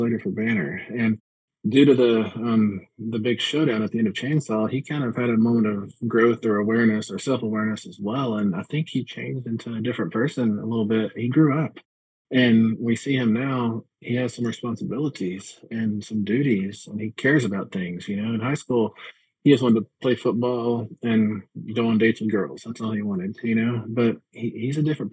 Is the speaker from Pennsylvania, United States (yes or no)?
no; Midland, Texas, United States; also born or lived in Montana; now in Colorado, United States; my hometown of Midland, Texas